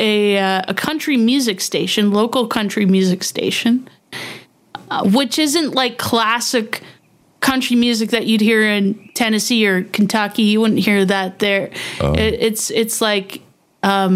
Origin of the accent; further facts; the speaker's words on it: Canada; I'm Canadian